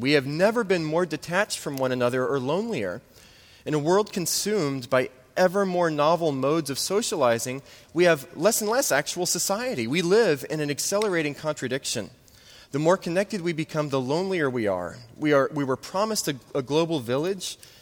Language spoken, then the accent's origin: English; New Orleans, Louisiana, United States; moved away; I'm from New Orleans.